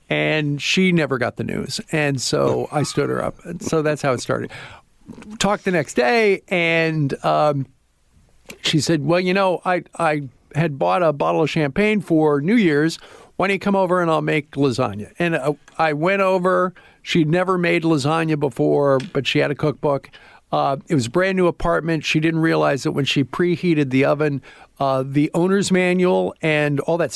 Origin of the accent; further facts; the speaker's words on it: Iowa, United States; didn't really like that, even though I'm from Iowa